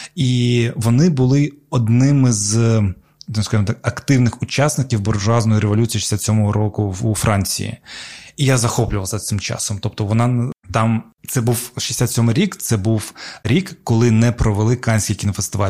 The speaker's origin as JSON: {"language": "Ukrainian", "region": "Crimea", "country": "Ukraine", "tie": "born or raised there", "moved": "as an adult", "lives_now": "Kyiv, Ukraine", "said": "коли я почав ну, навчатися, переїхав там з Криму в Київ"}